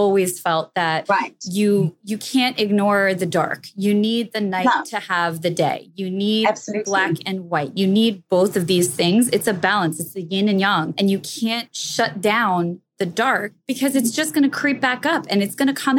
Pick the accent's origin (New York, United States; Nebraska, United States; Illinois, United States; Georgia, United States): New York, United States; I grew up in New York.